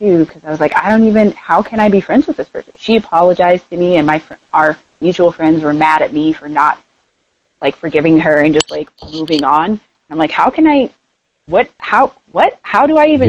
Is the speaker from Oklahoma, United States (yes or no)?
yes; Tulsa, Oklahoma, United States; now in Denver, United States; I'm from Tulsa, Oklahoma, originally